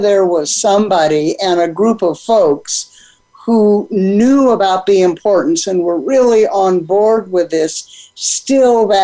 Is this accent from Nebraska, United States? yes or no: no; San Diego, California, United States; now in New Mexico, United States; growing up on the Pacific Ocean in San Diego